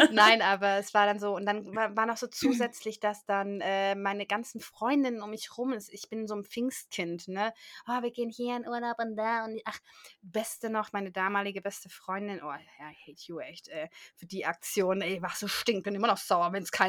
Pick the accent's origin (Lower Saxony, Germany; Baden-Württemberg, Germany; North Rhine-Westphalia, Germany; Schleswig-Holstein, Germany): Baden-Württemberg, Germany; dann bin ich halt auf Kaffee umgestiegen, da bin ich Schwabe.